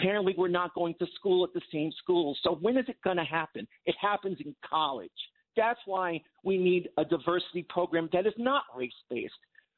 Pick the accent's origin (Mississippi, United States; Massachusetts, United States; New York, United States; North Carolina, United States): New York, United States; Long Island; where I grew up on Long Island